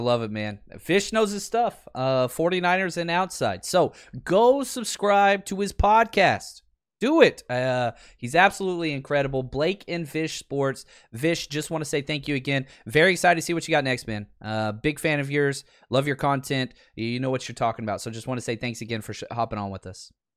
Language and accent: English; Dallas, Texas, United States; born and raised in Dallas